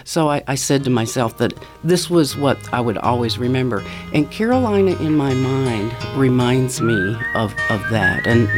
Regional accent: Ontario, Canada; now in Mississippi, United States; all the sights and sounds and smells of special summers that I appreciated when I was growing up in Ontario.

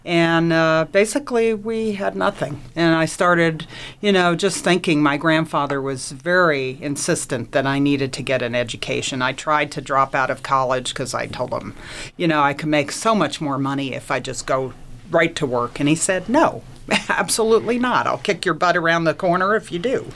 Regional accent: Plainfield, New Jersey, United States; I grew up in uh, New Jersey, in a small town called Plainfield, New Jersey, Central Jersey

